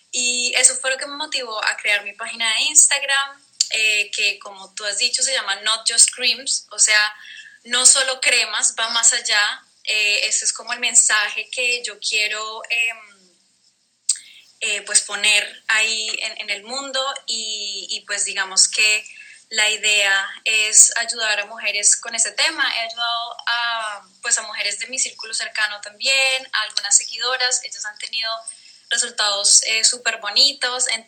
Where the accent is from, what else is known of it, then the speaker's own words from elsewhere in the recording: Colombia; now in Netherlands; Eh, yo soy colombiana, soy de Colombia. Vivo en Holanda. Ya llevo, digamos que varios años viviendo pues fuera de casa.